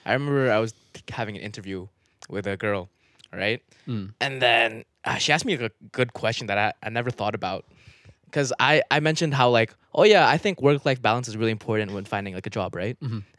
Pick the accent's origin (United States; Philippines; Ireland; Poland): Philippines; "Oh yeah, I'm Filipino. Yeah, there's a big hurricane. Can you buy the chocolate so I can support my family?"